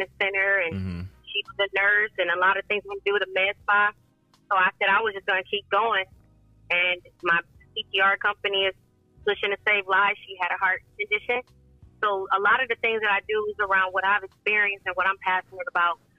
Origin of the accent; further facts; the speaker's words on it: Toledo, Ohio, United States; moved away as an adult; also born or lived in Charlotte, North Carolina; I'm originally from Toledo. Been able to relocate to Charlotte, North Carolina, and come back to my hometown